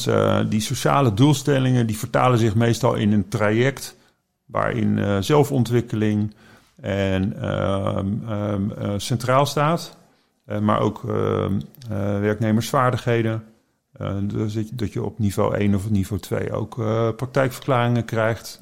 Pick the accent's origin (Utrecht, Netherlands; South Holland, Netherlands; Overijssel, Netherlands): South Holland, Netherlands; The Hague; moved away; Ik ben naar Den Haag gekomen, mijn geboortestad